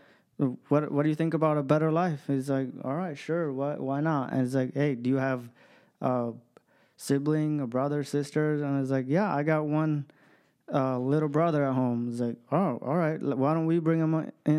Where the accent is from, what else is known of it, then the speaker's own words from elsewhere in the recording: Ethiopia; moved away; I was born in Ethiopia, in a small village